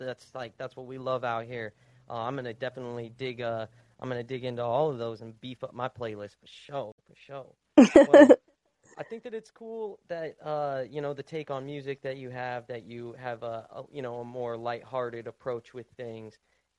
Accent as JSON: {"language": "English", "country": "United States", "tie": "born or raised there", "said": "Everything over here in the States went, in my hometown, it all went to shit."}